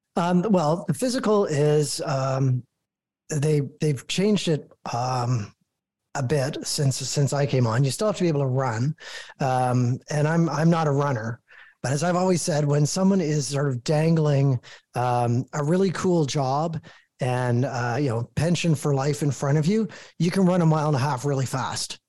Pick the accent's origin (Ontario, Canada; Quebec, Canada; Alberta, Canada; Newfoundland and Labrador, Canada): Ontario, Canada; Toronto; I'm born and raised in Toronto